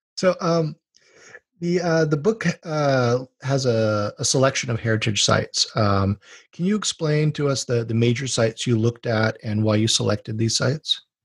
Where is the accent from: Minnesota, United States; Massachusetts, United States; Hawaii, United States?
Hawaii, United States; now in California, United States; I'm from Hawaii.